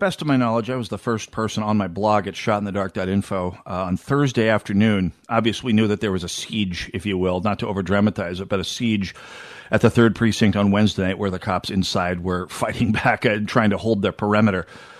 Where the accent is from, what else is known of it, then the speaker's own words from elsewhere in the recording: North Dakota, United States; now in Minneapolis, United States; I lived my first apartment in the Twin Cities when I moved here from North Dakota.